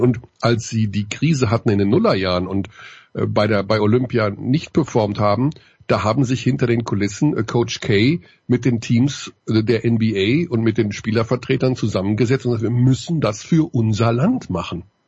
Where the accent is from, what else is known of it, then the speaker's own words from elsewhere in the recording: Germany; als Deutscher